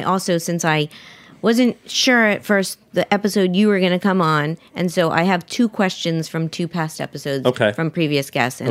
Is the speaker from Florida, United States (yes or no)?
yes; Miami, Florida, United States; born or raised there